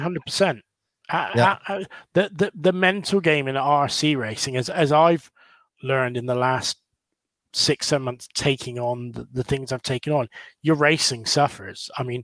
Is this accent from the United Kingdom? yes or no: yes; England, United Kingdom; at EOS, they showed a lot of passion, but it was a little bit too much for me, being English and being a little bit like